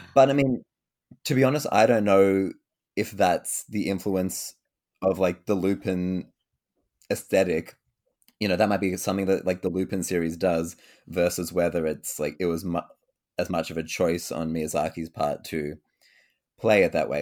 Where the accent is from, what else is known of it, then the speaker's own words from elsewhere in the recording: Sydney, New South Wales, Australia; I'm from Sydney, um, Canada, no, uh, Sydney, Australia